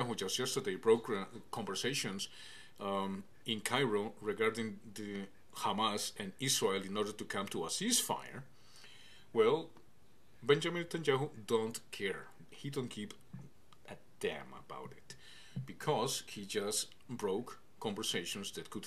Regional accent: Canada; as a Canadian, as a candidate for prime minister

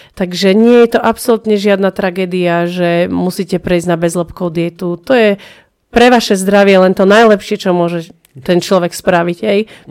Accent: Prievidza, Trenčín Region, Slovakia; Ja som z Necpal

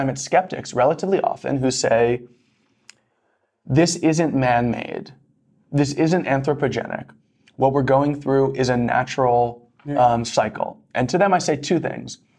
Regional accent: New York, United States; I grew up in New York in the 90s

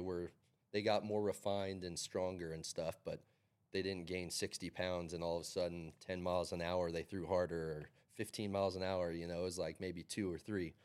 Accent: Carson City, Nevada, United States; Growing up in Carson City

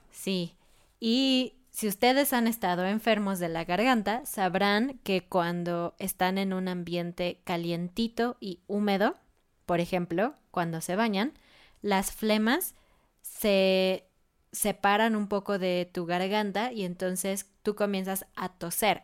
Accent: Mexico City, Mexico; yo crecí en Ciudad de México, una ciudad muy grande

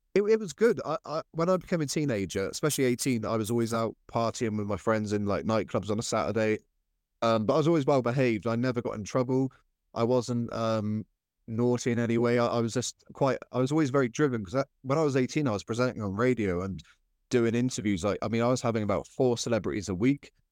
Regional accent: Cornwall, South West England, United Kingdom; I grew up in Cornwall

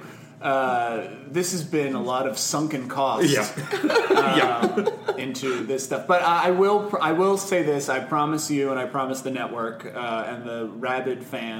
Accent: Connecticut, United States; I grew up in Connecticut

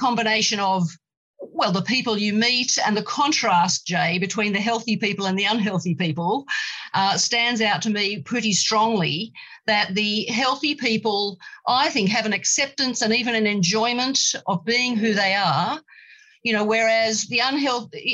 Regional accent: Australia; I am female, I am Australian, you know, with English and Australian heritage

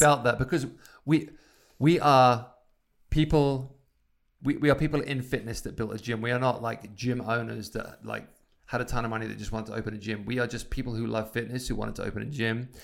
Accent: Isle of Wight, South East England, United Kingdom; now in Idyllwild, United States; my time growing up on the Isle of Wight

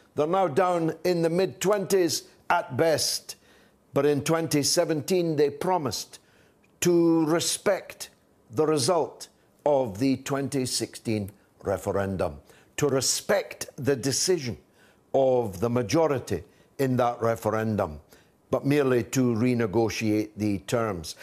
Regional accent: United Kingdom; I'm British

